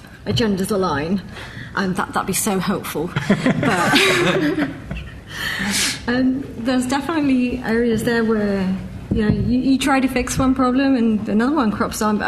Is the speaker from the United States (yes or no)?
no; Spain; moved away; growing up in Spain